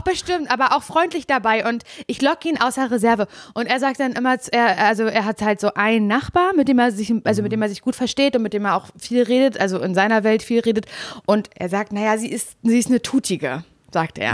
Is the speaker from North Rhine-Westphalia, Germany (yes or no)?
no; Berlin, Germany; ich bin ja Großstadtgöre, ich denke mir so, hä, mit unfreundlichen Leuten kenne ich mich wirklich sehr gut aus, ich komme aus Berlin